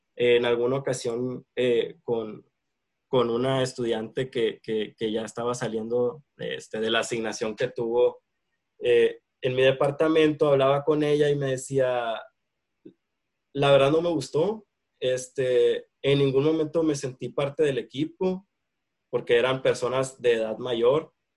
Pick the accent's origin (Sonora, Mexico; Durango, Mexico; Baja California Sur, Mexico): Sonora, Mexico; Hermosillo; soy de aquí de Hermosillo, Sonora, eh, acá me encuentro actualmente